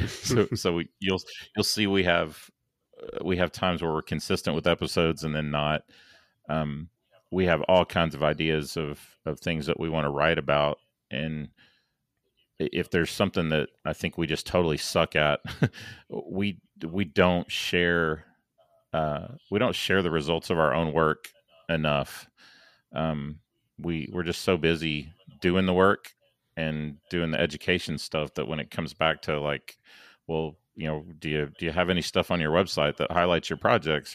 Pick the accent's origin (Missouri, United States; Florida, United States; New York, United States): Missouri, United States; St. Louis; now in Dallas, United States; I was born in St. Louis, so I have uh, a lot of friends and family still up in St. Louis, Kansas City, Chicago, that that neck of the woods.